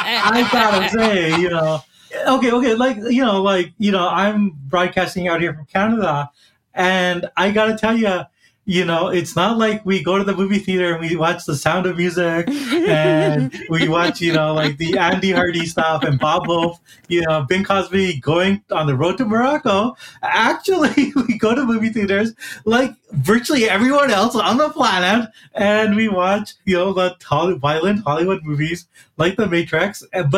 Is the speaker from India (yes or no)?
yes; India; born there; I was born in India and I was just watching, you know, this very, a little bit too nationalistic, but still very good action movie, RRR.